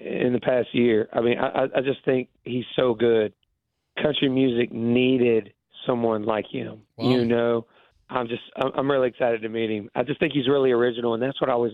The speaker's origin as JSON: {"language": "English", "region": "Georgia", "country": "United States", "tie": "born or raised there", "said": "I grew up in Georgia"}